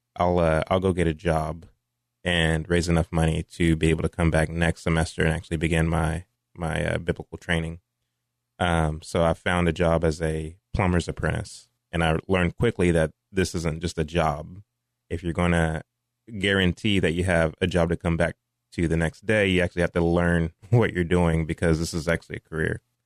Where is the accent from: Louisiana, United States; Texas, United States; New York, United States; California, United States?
Texas, United States; Mansfield; also born or lived in Fort Worth, Texas; raised in Mansfield, Texas, graduated from Mansfield High School in two thousand eight